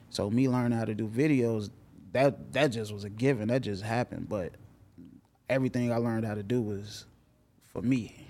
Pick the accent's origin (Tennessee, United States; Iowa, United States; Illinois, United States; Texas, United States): Illinois, United States; Chicago; growing up in Chicago.